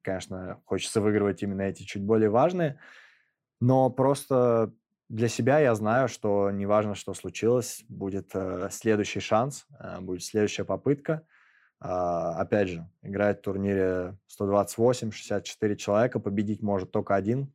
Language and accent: Russian; Moscow, Russia; в моем родном городе